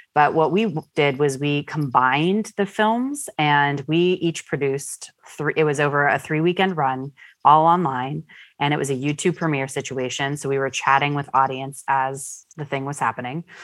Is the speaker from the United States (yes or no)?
yes; Pittsburgh, Pennsylvania, United States; I am a Pittsburgh-born individual. Uh, I grew up here in the North Hills